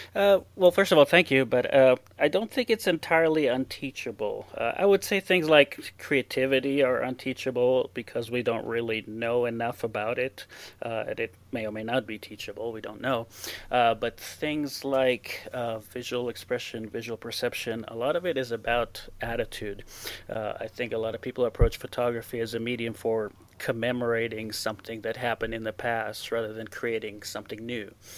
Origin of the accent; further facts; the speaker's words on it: Israel; English is a second language; moved away as an adult; now in Torrey, United States; I uh, was born, I grew up in Israel. I lived there for 26 years